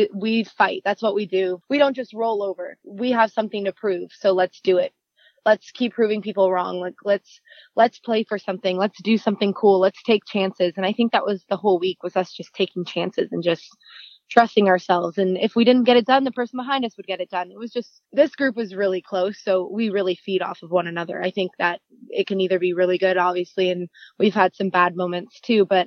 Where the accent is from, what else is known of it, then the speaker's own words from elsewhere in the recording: Moorpark, California, United States; I grew up in Moore Park, California. It's like a little north of Los Angeles, about 40 minutes north